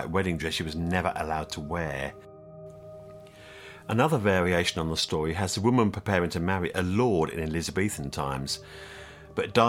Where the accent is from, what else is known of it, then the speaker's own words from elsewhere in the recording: Kent, South East England, United Kingdom; now in Norfolk, United Kingdom; I come from Kent. I lived in Kent before I moved up to Norfolk